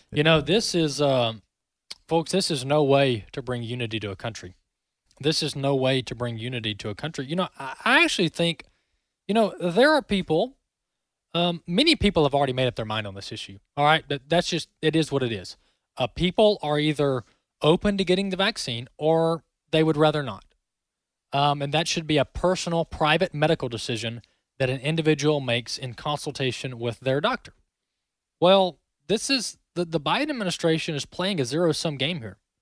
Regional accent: Mississippi, United States; Mississippi, the Magnolia State, my home state

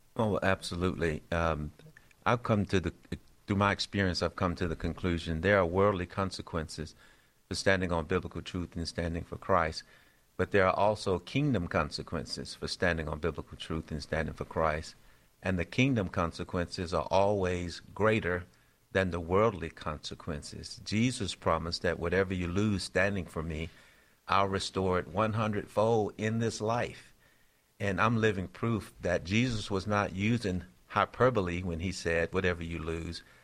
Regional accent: Shreveport, Louisiana, United States; Born and raised in Shreveport, Louisiana.

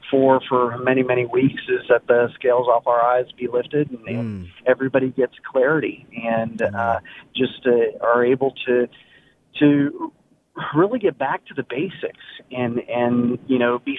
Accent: Mexico; now in Alabama, United States; I wasn't born here. I was born in Mexico.

